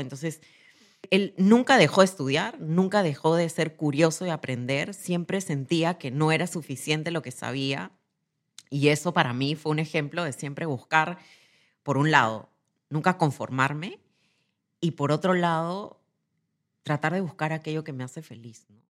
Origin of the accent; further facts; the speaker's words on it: Lima, Peru; Nací en Lima, en una familia joven